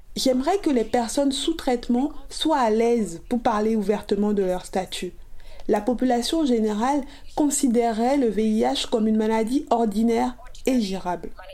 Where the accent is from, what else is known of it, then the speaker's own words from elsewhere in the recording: South Africa; Je suis originaire d'Afrique du Sud